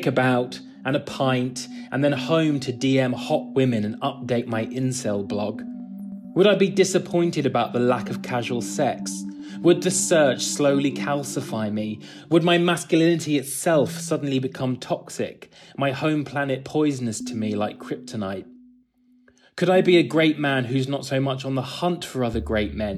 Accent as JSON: {"language": "English", "region": "England", "country": "United Kingdom"}